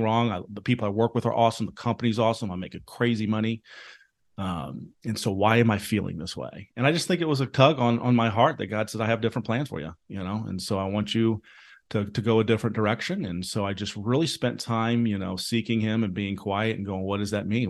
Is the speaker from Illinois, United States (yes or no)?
yes; Jacksonville, Illinois, United States; moved away as an adult; also born or lived in South Carolina / Chicago; growing up in jacksonville illinois right outside of springfield